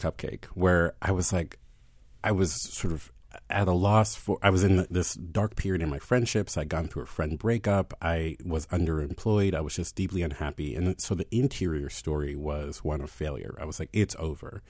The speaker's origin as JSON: {"language": "English", "town": "Baltimore", "region": "Maryland", "country": "United States", "tie": "born or raised there", "also_born_or_lived": "Philadelphia", "moved": "as an adult", "said": "I had left Philadelphia and moved back to my hometown, and I had said I didn't want to move back to Baltimore even to be buried"}